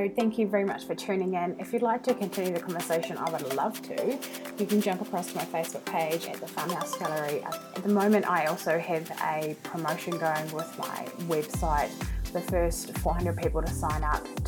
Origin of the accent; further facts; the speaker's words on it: New Zealand; accent: New Zealand; I'm actually from New Zealand, so that's what my accent is.